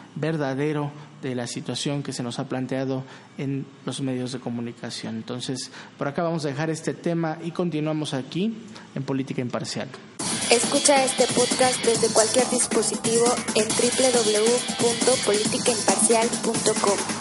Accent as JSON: {"language": "Spanish", "country": "Mexico", "said": "como mexicanos"}